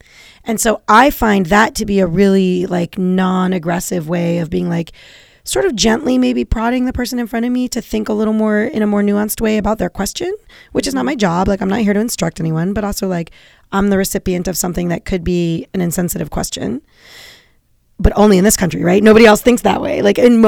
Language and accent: English; United States; my family is descended from Eastern Europe for the most part, you know, but we've been in the States 4 or 5 generations. We're American.